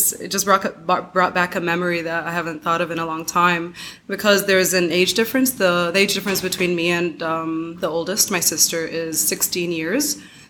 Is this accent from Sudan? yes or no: yes; Sudan; born there; also born or lived in United States; Sudan to the U.S., and ever since then, they've been going back and forth every few years. And when I was born in Sudan, and a few years later, we went back to the U.S., and then we went back to Sudan.